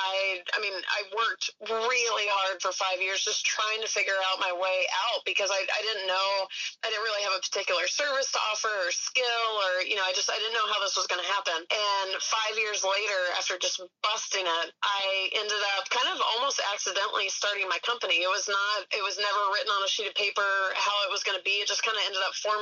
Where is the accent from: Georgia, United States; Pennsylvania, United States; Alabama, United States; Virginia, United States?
Georgia, United States; I grew up in Georgia